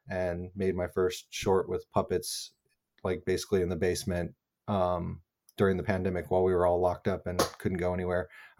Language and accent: English; Albuquerque, New Mexico, United States; I grew up in New Mexico in Albuquerque, which has a really cool like independent film scene and theater scene.